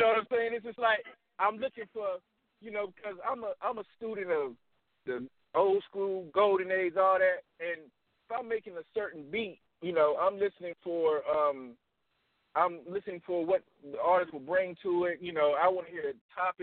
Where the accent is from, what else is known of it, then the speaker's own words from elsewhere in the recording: the South, United States; also born or lived in Nashville, Tennessee / Atlanta, Georgia; now in Chattanooga, United States; I'm from the South